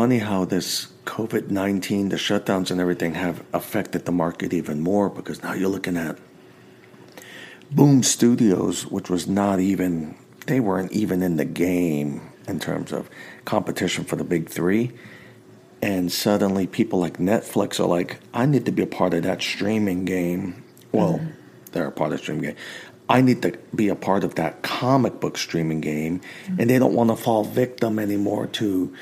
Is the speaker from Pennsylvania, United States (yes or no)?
no; New York, United States; moved away; growing up in New York